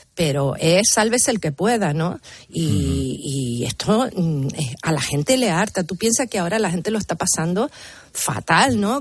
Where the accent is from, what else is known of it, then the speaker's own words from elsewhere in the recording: Canary Islands, Spain; moved away as an adult; now in Madrid, Spain; como canaria y como cargo público